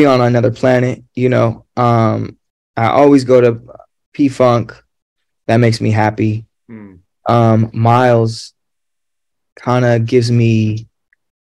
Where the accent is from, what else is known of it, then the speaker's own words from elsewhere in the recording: Los Angeles, California, United States; I'm from San Pedro